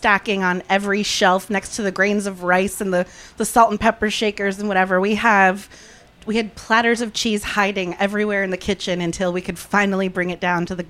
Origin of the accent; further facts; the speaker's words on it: New Jersey, United States; moved away as an adult; also born or lived in Los Angeles; And then eventually I decided to move back home to where I grew up in New Jersey a couple years ago.